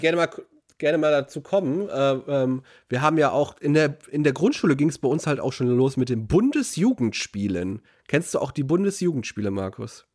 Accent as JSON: {"language": "German", "town": "Herten", "region": "North Rhine-Westphalia", "country": "Germany", "tie": "born or raised there", "said": "unsere Schulgemeinschaft in Herten hatte ein eigenes Schulschwimmbad gehabt"}